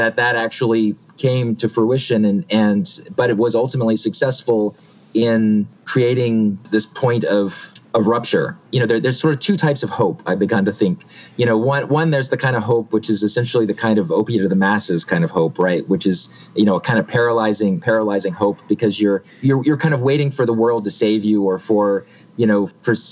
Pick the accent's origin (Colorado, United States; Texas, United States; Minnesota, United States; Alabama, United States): Alabama, United States; moved away; I'm originally from Alabama